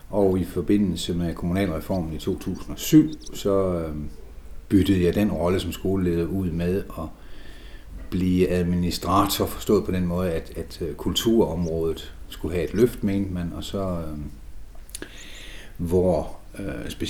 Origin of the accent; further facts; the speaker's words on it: East Jutland, Central Denmark Region, Denmark; moved away as an adult; also born or lived in Funen; now in Læsø, Denmark; Men, men oprindeligt er jeg østjyde. Så har jeg haft en lille udflugt til Fyn, og så kom jeg herop i 95 sammen med kone og fire børn, fordi jeg blev skoleleder.